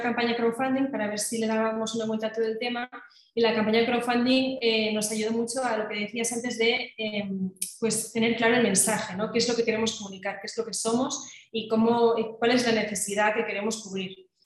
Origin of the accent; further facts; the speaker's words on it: Catalonia, Spain; now in Madrid, Spain; yo como soy catalana, pues cuando iba a Cataluña